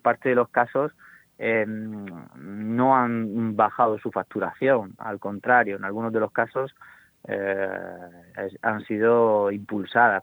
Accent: Cartagena, Region of Murcia, Spain; soy de Cartagena

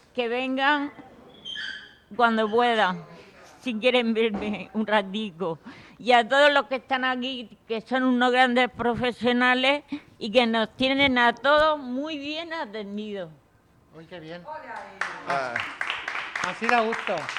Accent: Puerto Lumbreras, Region of Murcia, Spain; moved away; mi pueblo, Puerto Lumbreras, que hace mucho tiempo que no he ido

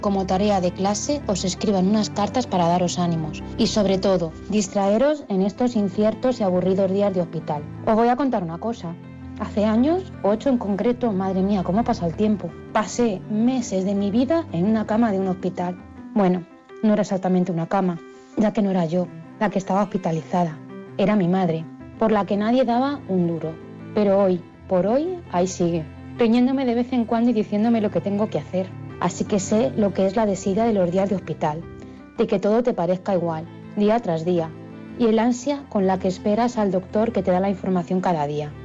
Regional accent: Toledo, Castilla-La Mancha, Spain; now in Guadalajara, Spain; aunque soy de Toledo, vivo actualmente en Guadalajara, donde trabajo como profe

